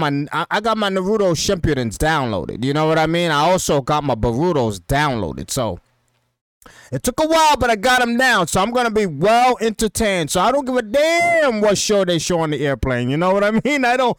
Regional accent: Dominican Republic; now in Depew, United States; And we're gonna meet over there in Dominican Republic. You know what I mean? And in Punta Cana, that's where we're meeting. You know what I mean? My home country.

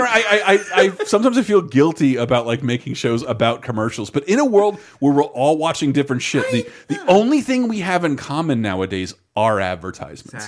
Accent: Tallahassee, Florida, United States; when I was growing up in Tallahassee, Florida

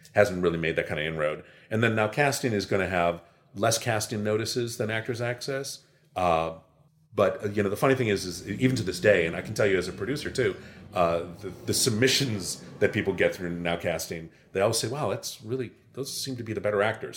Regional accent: Chicago, Illinois, United States; now in Los Angeles, United States; growing up in Chicago

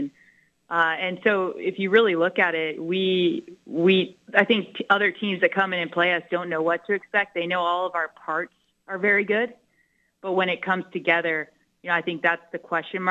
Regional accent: South Florida, United States; moved away as an adult; also born or lived in Fort Lauderdale, Florida; now in Norman, United States; I grew up in South Florida

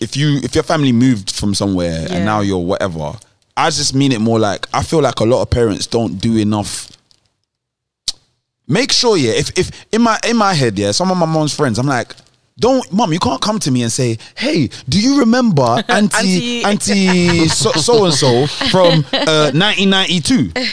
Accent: Nigeria; And we're Nigerian, specifically, you might understand what I'm about to say.

